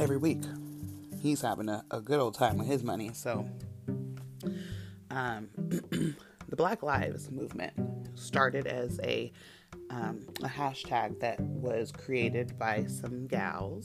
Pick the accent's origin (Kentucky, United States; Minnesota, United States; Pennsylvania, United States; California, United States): California, United States; San Rafael; I grew up in Marin County and I didn't live in Marin City. I lived in Terra Linda